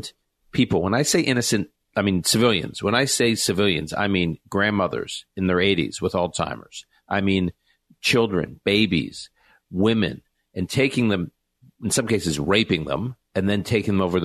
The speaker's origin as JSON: {"language": "English", "country": "United States", "said": "as an American Jew and as someone who has family in Israel"}